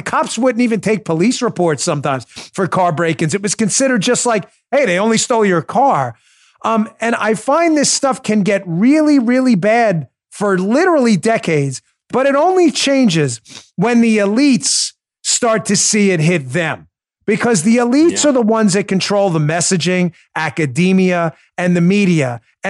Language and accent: English; New York City, New York, United States; I grew up in New York with the Ed Koch, David Dinkins era.